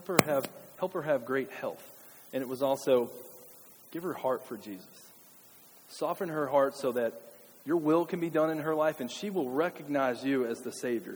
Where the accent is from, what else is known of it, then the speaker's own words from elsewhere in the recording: Kentucky, United States; as a kid and growing up in Kentucky